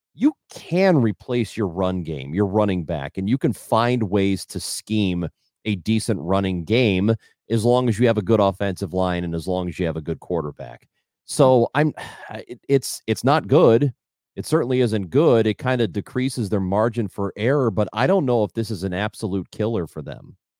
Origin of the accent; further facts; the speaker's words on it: St. Louis, Missouri, United States; I grew up in the St. Louis area